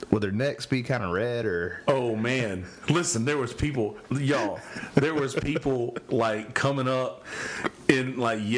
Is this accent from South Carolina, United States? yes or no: yes; Timmonsville, South Carolina, United States; Like I grew up at in Timmonsville track, dude.